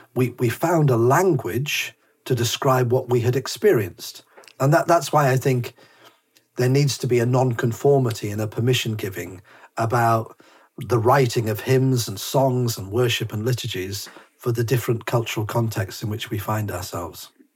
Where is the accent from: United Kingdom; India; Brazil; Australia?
United Kingdom; Whitley Bay, North East England; moved away; also born or lived in Harrogate; I, I, lived in in Monkseaton, Whitley Bay, Tyneside, which is posh Tyneside. I've even got a mug which says "I'm posh Geordie,"